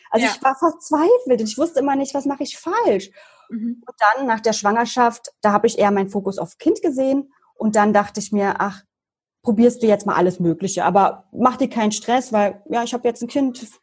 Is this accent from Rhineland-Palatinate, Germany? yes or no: no; Berlin, Germany; ich komme aus Berlin, bin jetzt 33 Jahre alt, also 87 geboren